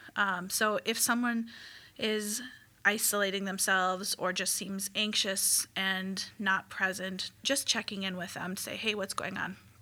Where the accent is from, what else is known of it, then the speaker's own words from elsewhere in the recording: Midwest, United States; growing up in the Midwest